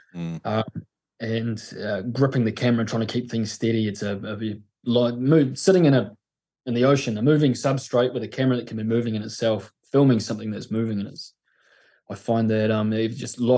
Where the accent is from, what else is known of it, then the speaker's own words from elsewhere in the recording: Mapua, Tasman, New Zealand; I grew up in a place called Mapua, which is a little village out of Nelson in the top of the south.